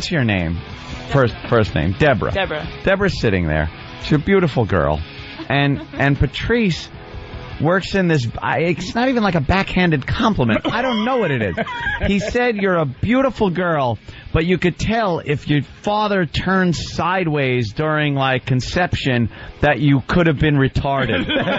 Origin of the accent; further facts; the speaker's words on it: New York, United States; I'm from Long Island. No one, everyone on Long Island doesn't know everyone else.